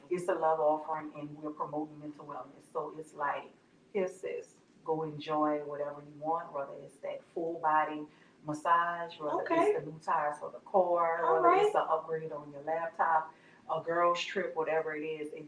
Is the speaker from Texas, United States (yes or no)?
no; New Orleans, Louisiana, United States; moved away as an adult; now in Baton Rouge, United States; I'm originally from New Orleans. I've been in Baton Rouge for the past 13, 14 years.